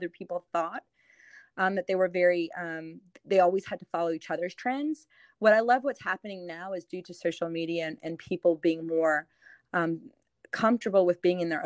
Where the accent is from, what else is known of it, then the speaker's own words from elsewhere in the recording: New Orleans, Louisiana, United States; also born or lived in Metairie, Louisiana / Nashville, Tennessee; I'm born and raised in New Orleans.